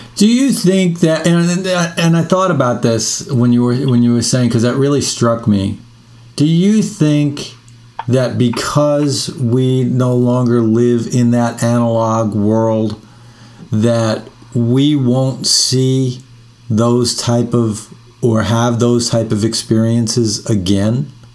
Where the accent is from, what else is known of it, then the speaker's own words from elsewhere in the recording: New York City, New York, United States; also born or lived in London; now in Austin, United States; growing up in New York